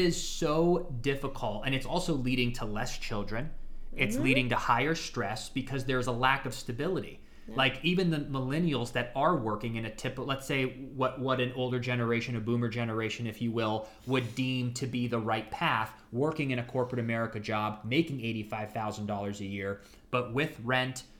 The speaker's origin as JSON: {"language": "English", "town": "Ashtabula", "region": "Ohio", "country": "United States", "tie": "born or raised there"}